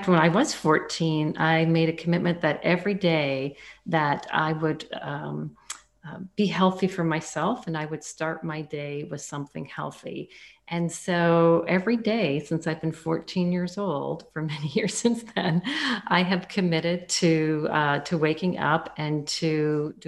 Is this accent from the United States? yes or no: no; Canada; I'm Canadian, so I took that at one of the top universities in Canada, the University of Guelph